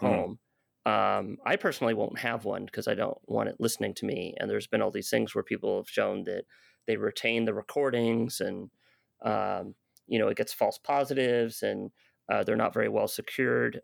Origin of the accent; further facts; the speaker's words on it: United States; I'm an American